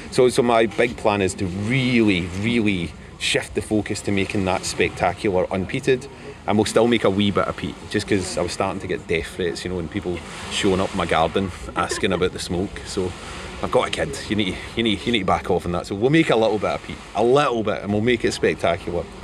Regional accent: Pennsylvania, United States; I'm from Pennsylvania, United States.

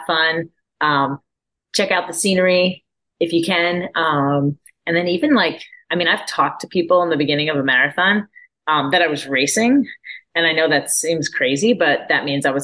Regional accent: Orlando, Florida, United States; my hometown of Orlando

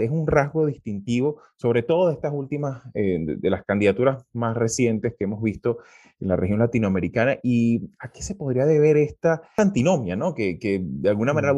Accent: Venezuela; como venezolanos

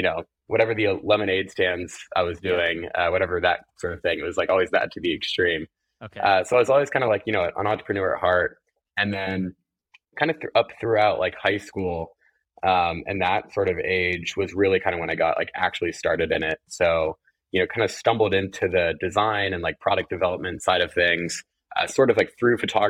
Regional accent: California, United States; moved away as an adult; also born or lived in Ohio; now in New York, United States; I grew up in California, actually, not too, not too far from where you are in LA.

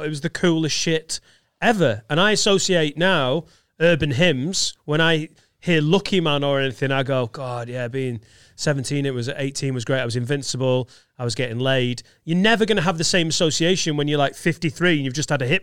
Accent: Preston, North West England, United Kingdom; born or raised there

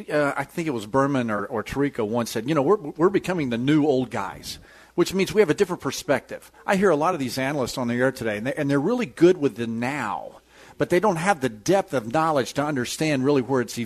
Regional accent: Galveston, Texas, United States; I grew up in the Galveston waters.

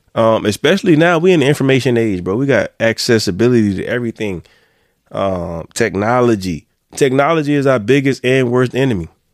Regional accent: Florence, United States; moved away; I'm from Florence. I left Florence

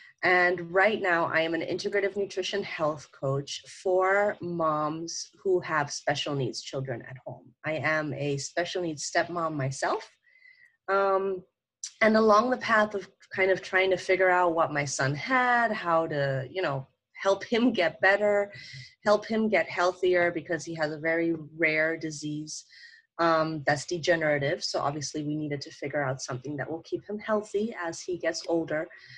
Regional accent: Thailand; also born or lived in Germany / Kenya; I was born in Germany, but I grew up in Africa, so in Kenya, in Thailand, which is in Asia. I did all my high school, all my university there.

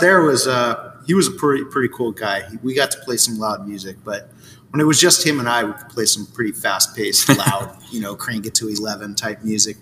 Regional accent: Santa Cruz, California, United States; also born or lived in Kauai; now in San Diego, United States; I grew up in Santa Cruz

